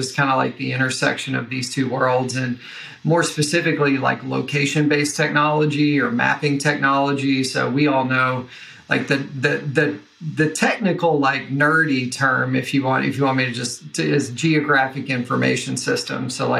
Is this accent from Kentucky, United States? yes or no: yes; Kentucky, United States; accent: Southern; So hopefully I try to intentionally suppress my Southern accent. So if a y'all slips in or something, yeah, I apologize in advance. But, you know, so Western Kentucky is where I grew up.